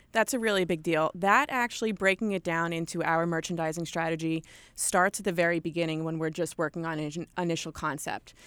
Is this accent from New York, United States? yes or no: yes; Long Island, New York, United States; accent: thick New York; also born or lived in West Virginia; I am a born and bred New Yorker. I grew up in Long Island, New York